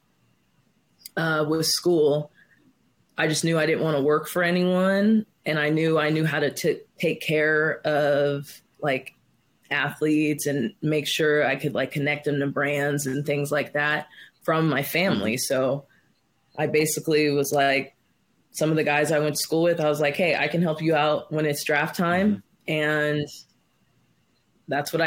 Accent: Las Vegas, Nevada, United States; moved away; also born or lived in Oklahoma; I was born and raised in Vegas

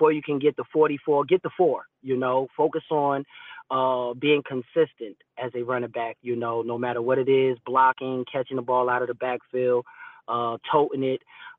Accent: New Jersey, United States; I'm coming from Jersey and he's at home.

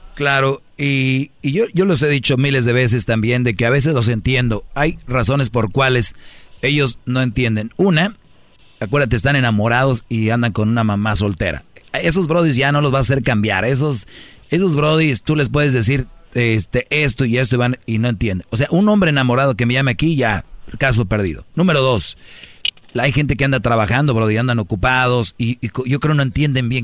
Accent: northern Mexico, Mexico; así hablo yo fuerte. Soy del norte

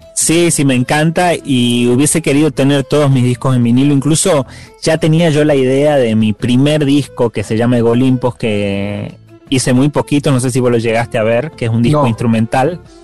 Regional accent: Simoca, Tucumán, Argentina; now in Buenos Aires, Argentina; de donde yo soy

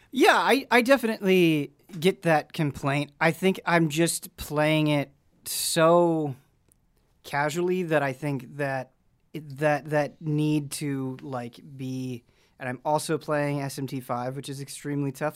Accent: Midwest, United States; now in Los Angeles area, United States; growing up in the Midwest

